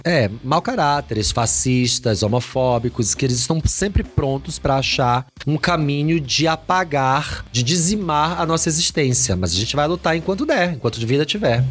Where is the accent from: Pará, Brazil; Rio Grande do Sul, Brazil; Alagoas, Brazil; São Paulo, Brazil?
Pará, Brazil; Belém; Eu sou de Belém do Pará